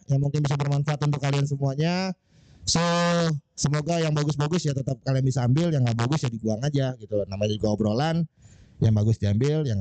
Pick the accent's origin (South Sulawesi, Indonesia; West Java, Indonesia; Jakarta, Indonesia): West Java, Indonesia; Bekasi; BNC itu gue orang Bekasi ya bro.